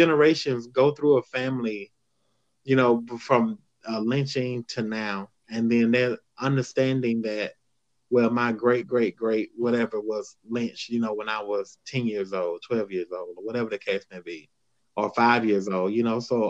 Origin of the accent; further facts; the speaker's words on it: the South, United States; I grew up in the South